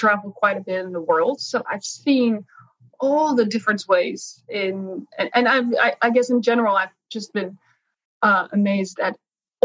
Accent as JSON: {"language": "English", "country": "Netherlands", "tie": "born or raised there", "said": "I grew up in the Netherlands"}